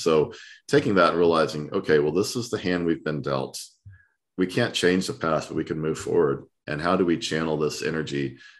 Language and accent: English; Southern US, United States; You know, being a Southerner, my blood starts pumping.